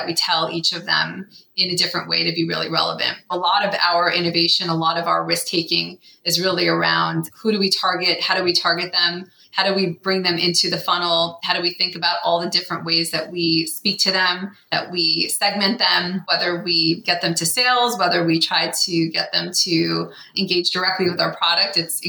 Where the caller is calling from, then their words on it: Menlo Park, California, United States; I am calling in from Menlo Park, which is just south of San Francisco.